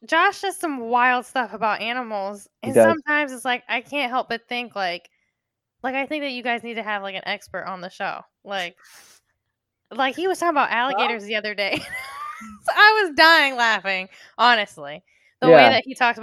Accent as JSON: {"language": "English", "region": "Florida", "country": "United States", "moved": "yes", "said": "I'm from Florida."}